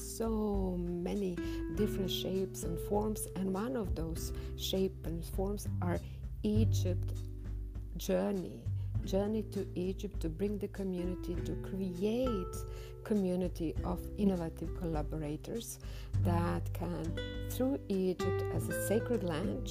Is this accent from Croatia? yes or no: yes; Croatia; I'm swimming from Croatia, Europe, the land in which Nikola Tesla was born